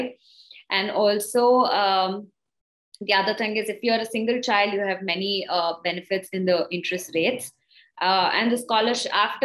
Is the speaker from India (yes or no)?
yes; South India, India; moved away as an adult; I come from South India